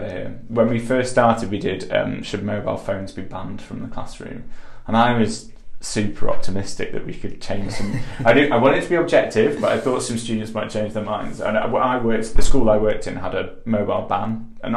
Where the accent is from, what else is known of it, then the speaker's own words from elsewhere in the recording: Yorkshire and the Humber, United Kingdom; I'm from Yorkshire